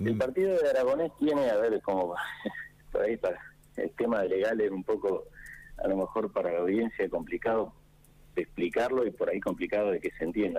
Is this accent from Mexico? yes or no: no; General Pico, La Pampa, Argentina; Los que somos de acá de toda la vida